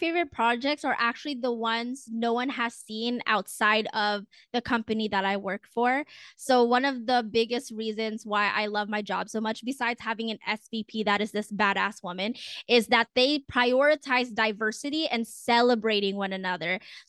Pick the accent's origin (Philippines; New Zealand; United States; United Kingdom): Philippines; that's kind of just really important to me as a woman of color and as a Filipino to just feel seen for once.